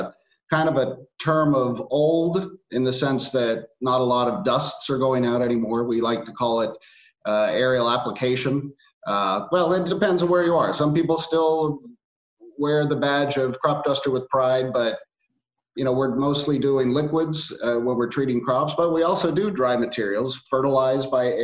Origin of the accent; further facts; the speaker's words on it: Bakersfield, California, United States; my family comes from the Central Valley of California. So I was born and raised in Bakersfield. And our farm is in Arvin, California.